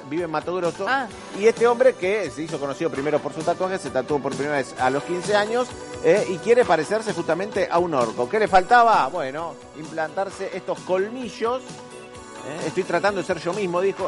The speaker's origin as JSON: {"language": "Spanish", "town": "Getafe", "region": "Community of Madrid", "country": "Spain", "said": "yo soy de Getafe"}